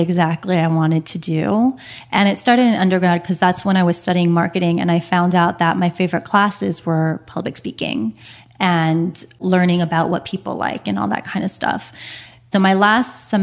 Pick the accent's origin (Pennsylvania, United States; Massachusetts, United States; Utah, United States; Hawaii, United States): Hawaii, United States; moved away as an adult; also born or lived in San Francisco; now in Los Angeles, United States; I'm from Hawaii, and then I went to San Francisco for undergrad.